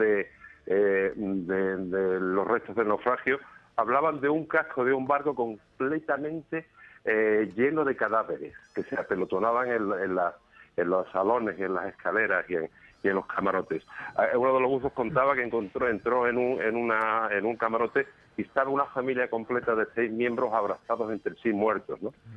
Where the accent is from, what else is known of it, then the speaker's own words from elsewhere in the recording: Málaga, Andalusia, Spain; now in Antequera, Spain; Yo soy malagueño aunque vivo en Antequera